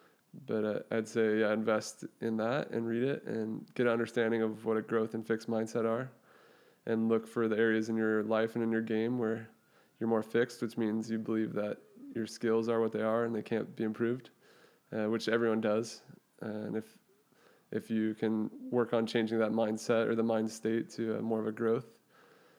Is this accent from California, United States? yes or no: yes; Thousand Oaks, California, United States; my hometown in Thousand Oaks where I grew up.